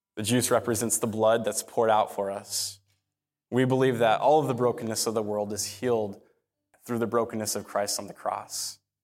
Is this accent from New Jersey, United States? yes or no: no; Phoenix, Arizona, United States; I grew up in North Phoenix. I'm a North Phoenix kid